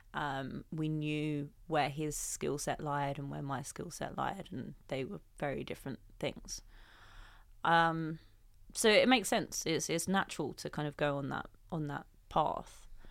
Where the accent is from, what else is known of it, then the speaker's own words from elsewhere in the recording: London, United Kingdom; I came from Southeast London, went to the local grammar school, and my dad is a policeman and my mum, uh, works for the local council.